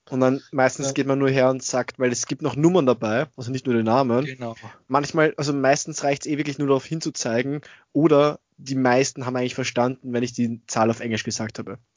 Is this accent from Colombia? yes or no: no; Austria; Also sowas, Wonder Waffle kenne ich jetzt bei uns in Österreich nicht.